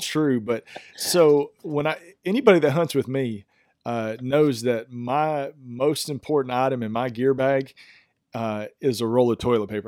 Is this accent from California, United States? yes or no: no; East Texas, United States; I am from East Texas